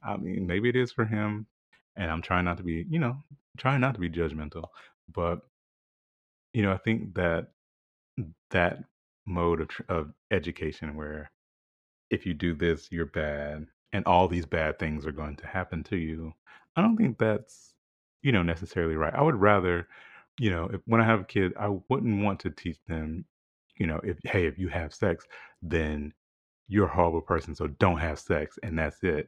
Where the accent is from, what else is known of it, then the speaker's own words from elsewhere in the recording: the South, United States; growing up in the South